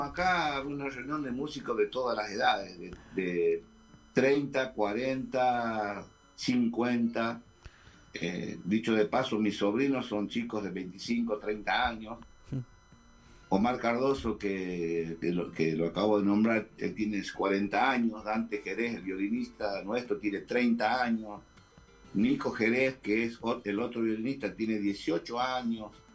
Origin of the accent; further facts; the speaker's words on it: Termas de Río Hondo, Santiago del Estero, Argentina; now in Santiago del Estero, Argentina; soy de Termas del Riondo, pero vivo en Capital desde los 17 años